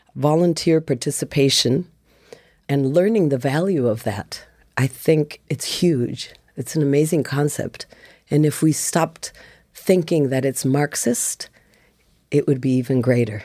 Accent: Minnesota, United States; accent: Midwest; also born or lived in Oaxaca, Mexico; I grew up in Minnesota as well

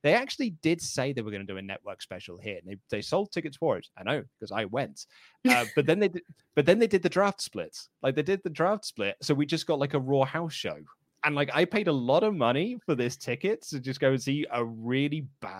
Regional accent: England, United Kingdom; I am a Brit, so I am from the UK, I'm from England

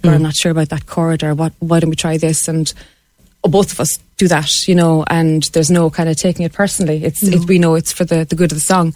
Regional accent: Cobh, Munster, Ireland; And I'm from Cove

